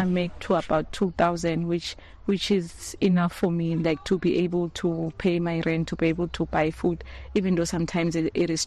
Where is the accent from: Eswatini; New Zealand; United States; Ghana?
Eswatini; Lavumisa, Mbutu, Shiselweni; I'm from Lavo Mesa, from a place called Mbutu